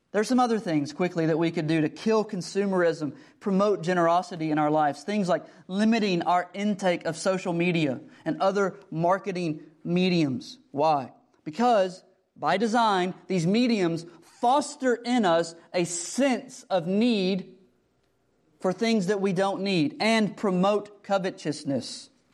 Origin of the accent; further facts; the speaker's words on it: United States; we, as American Christians